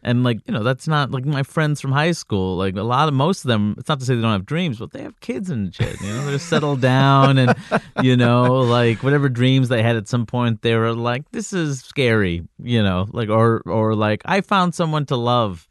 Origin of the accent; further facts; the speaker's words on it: New York City, New York, United States; also born or lived in Jackson Heights / Floral Park / Jamaica, Queens; I grew up, uh, throughout Queens. I grew up in Jackson